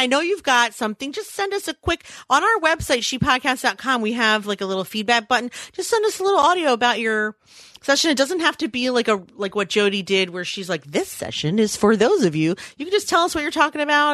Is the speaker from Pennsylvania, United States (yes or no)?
yes; Philadelphia, Pennsylvania, United States; It's also my hometown.